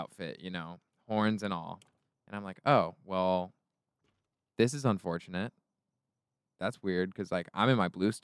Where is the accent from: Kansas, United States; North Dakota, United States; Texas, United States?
Kansas, United States; Lawrence; now in Los Angeles, United States; I'm from Lawrence, Kansas